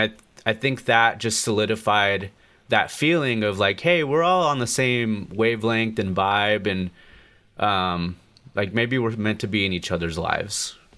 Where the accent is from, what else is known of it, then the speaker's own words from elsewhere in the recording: Colorado, United States; growing up in Colorado in America, in a very Americanized family